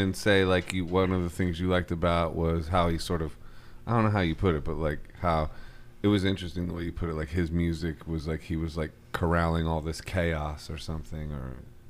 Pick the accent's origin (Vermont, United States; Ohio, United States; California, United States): Ohio, United States; Akron; Yeah. I'm from Akron, Ohio, so we're kind of...